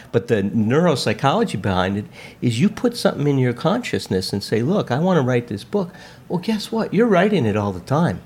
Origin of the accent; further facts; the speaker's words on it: Chicago, Illinois, United States; now in Westlake Village, United States; I was grew up in Chicago